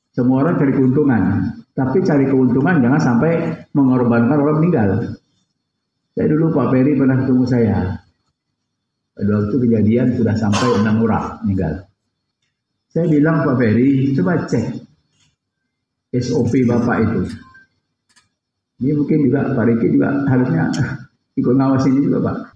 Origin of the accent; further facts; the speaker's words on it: Riau, Indonesia; Saya ini kan orang Riau.